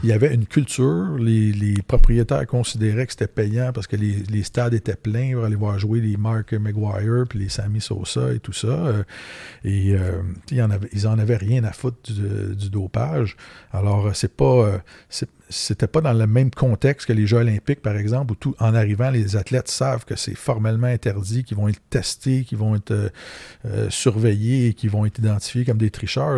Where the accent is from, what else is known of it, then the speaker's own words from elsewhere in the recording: Terrebonne, Quebec, Canada; J'ai grandi à Terrebonne.